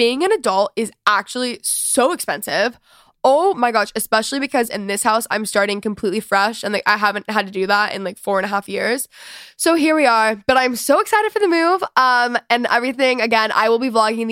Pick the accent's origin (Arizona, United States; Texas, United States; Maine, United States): Texas, United States; moved away; I am officially a Texan again. I've always been a Texan